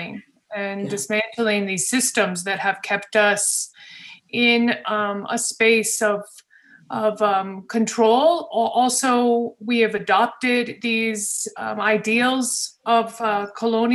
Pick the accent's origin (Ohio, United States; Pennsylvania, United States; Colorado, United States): Colorado, United States; I was born in Colorado